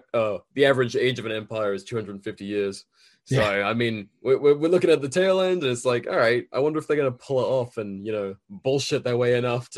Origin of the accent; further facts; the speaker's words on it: United Kingdom; Well, yeah, I literally, as a Brit, and I was, you know, a military kid